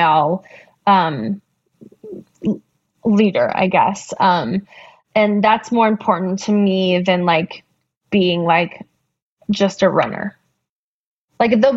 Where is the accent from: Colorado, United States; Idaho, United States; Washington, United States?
Colorado, United States; Boulder; I grew up in Boulder